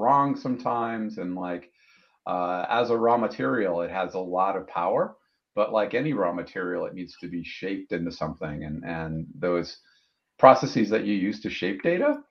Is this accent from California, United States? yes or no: no; Wisconsin, United States; moved away; I grew up in Wisconsin, worked my way through college